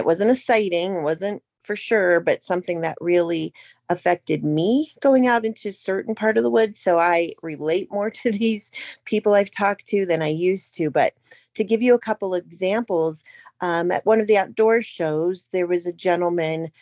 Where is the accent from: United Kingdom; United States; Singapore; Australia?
United States; Ohio; I'm from Ohio, but I do most of my research in PA